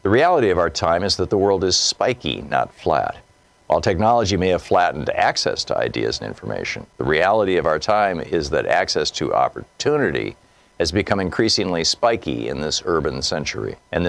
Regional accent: Newark, New Jersey, United States; As a young boy growing up in New Jersey, I watched my hometown of Newark decline.

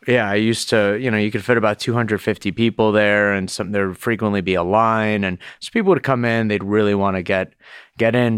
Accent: Miami, Florida, United States; also born or lived in Boston; now in New York, United States; growing up in Miami

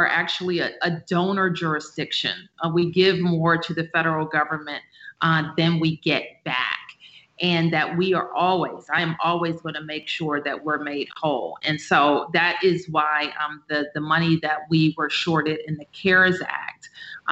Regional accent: Washington, District of Columbia, United States; we're less American than people who live across the border from us in Maryland or Virginia

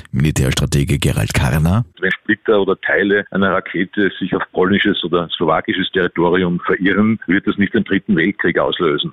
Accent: Austria; bei uns in Österreich

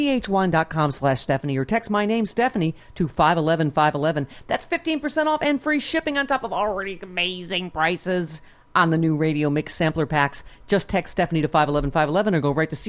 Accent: California, United States; I'm from California

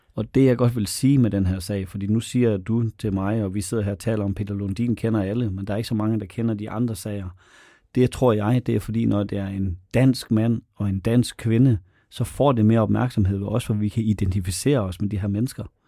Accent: North Jutland, North Denmark Region, Denmark; det ligger 15-20 km fra mit barndomshjem

